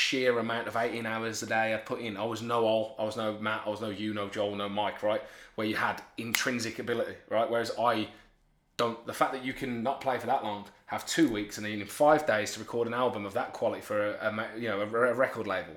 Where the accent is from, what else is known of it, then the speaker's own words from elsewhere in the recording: Birmingham, West Midlands, United Kingdom; moved away as an adult; now in Lincoln, United Kingdom; I was born and raised in Birmingham, very working class